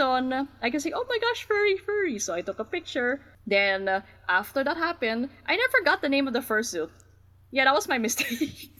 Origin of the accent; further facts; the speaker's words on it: National Capital Region, Philippines; I'm from the Philippines, technically the NCR region